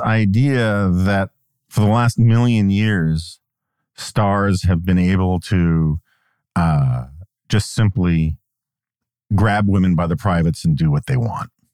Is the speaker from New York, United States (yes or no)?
yes; New York, United States; moved away; I grew up in New York